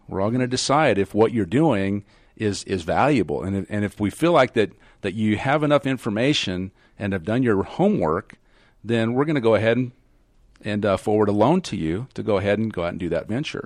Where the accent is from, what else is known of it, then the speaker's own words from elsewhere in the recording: Kansas, United States; I was raised in Kansas